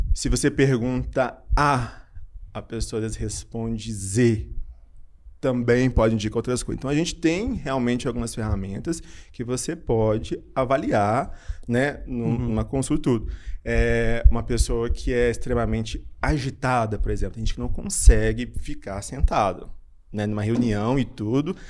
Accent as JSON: {"language": "Portuguese", "town": "Belo Horizonte", "region": "Minas Gerais", "country": "Brazil", "also_born_or_lived": "Juiz de Fora", "said": "eu sou de Belo Horizonte"}